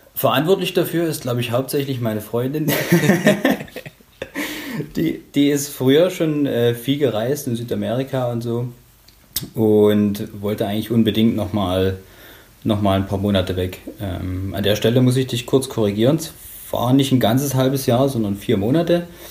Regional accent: Bautzen, Saxony, Germany; now in Dresden, Germany; eine Kleinstadt im, äh, im ostsächsischen Raum namens Bautzen. Mhm. Und ja, dort bin ich aufgewachsen

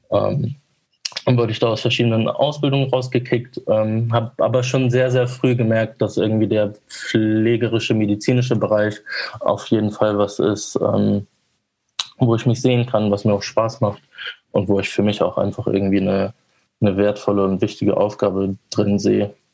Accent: Vegesack, Bremen, Germany; Also ich bin auch in Fegesack zur Schule gegangen.

